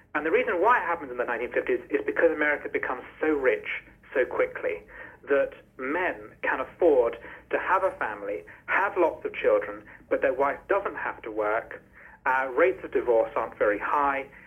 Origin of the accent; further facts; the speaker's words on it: United Kingdom; as a British person